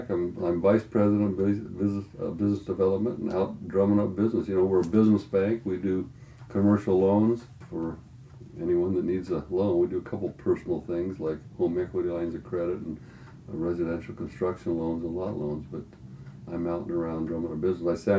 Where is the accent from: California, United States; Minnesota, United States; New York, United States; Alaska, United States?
California, United States; Glendale; I was born in Glendale, California, you know, kind of between Burbank and Los Angeles